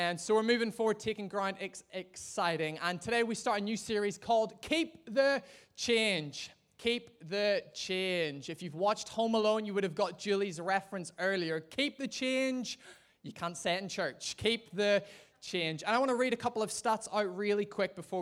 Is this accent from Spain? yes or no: no; Ireland; being an Irishman